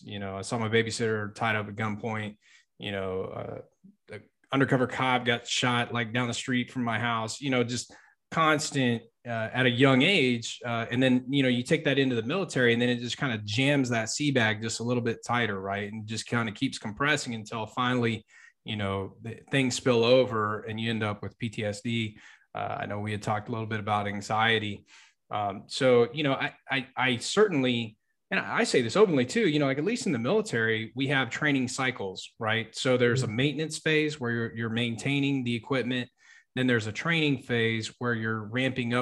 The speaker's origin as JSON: {"language": "English", "region": "Texas", "country": "United States", "said": "I'm from Texas"}